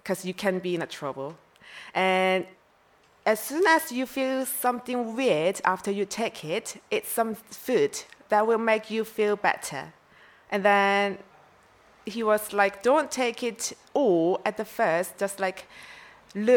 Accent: South Korea; English is a second language; moved away as an adult; also born or lived in Vancouver; I'm from South Korea.

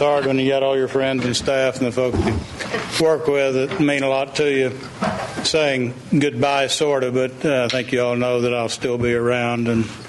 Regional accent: Edmond, Oklahoma, United States; also born or lived in Guthrie, Oklahoma; Edmond is my hometown, and I love Edmond, but Guthrie is truly my second hometown.

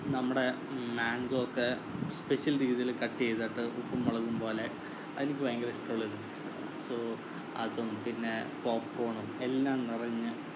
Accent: India; ഞാൻ ഇന്ത്യയിൽ നിന്നാന്ന്

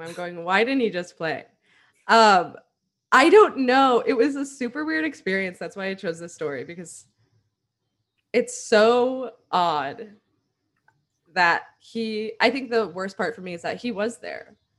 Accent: San Diego, California, United States; we are from San Diego.

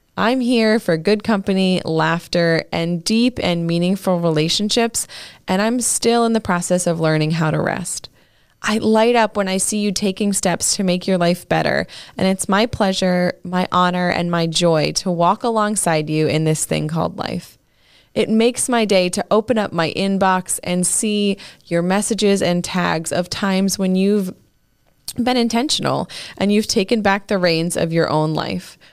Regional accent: Maine, United States; now in Pennsylvania, United States; I was born and raised in Maine, although Pennsylvania is where I live today

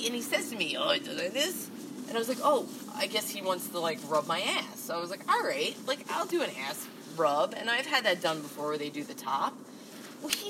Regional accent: Jersey City, New Jersey, United States; I'm from Jersey City

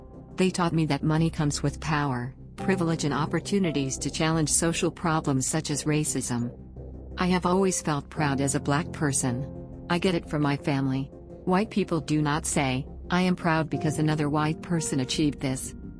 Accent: Atlanta, Georgia, United States; I was born in Atlanta, Georgia. I'm a Southern girl. I grew up in a very pro-black family. Going to black church, playing with black dolls and learning to appreciate black history, black art, black music and black culture.

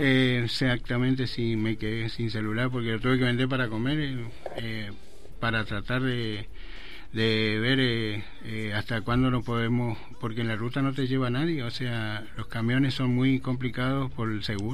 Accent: Presidencia Roque Sáenz Peña, Chaco, Argentina; moved away as an adult; soy de Roque Sáenz Peña

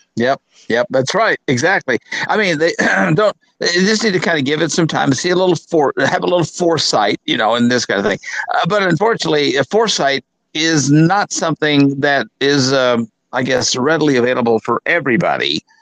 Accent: Arkansas, United States; moved away; I'm back in my hometown

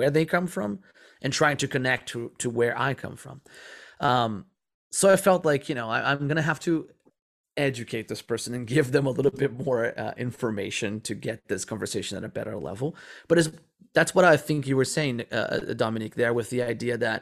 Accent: Rio de Janeiro, Brazil; moved away as an adult; also born or lived in California, United States; I never been to the Amazon. I'm from Rio de Janeiro

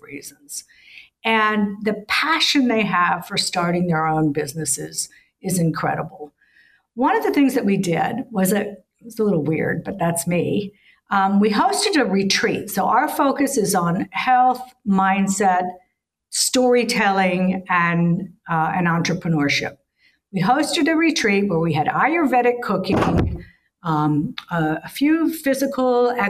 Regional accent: Miami, Florida, United States; moved away as an adult; also born or lived in New York / Perth, Australia / Bali / Malaysia; I grew up in Miami, I worked in New York, I went to the Pacific Rim

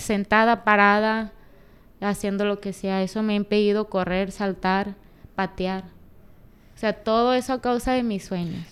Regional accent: Culiacán, Sinaloa, Mexico; moved away; also born or lived in Mexico City; Me siento bien estando en donde, donde yo nací.

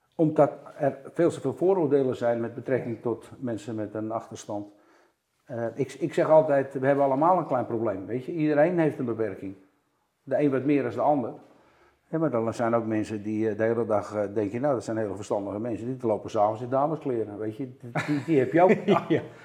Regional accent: Amsterdam, North Holland, Netherlands; ik ben Amsterdammer

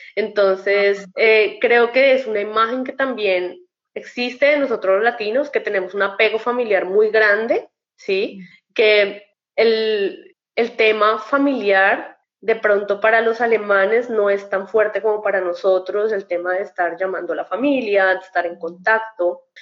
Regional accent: Bogotá, Colombia; now in Germany; las personas que somos de Bogotá y estamos acostumbradas a tutear a todo el mundo

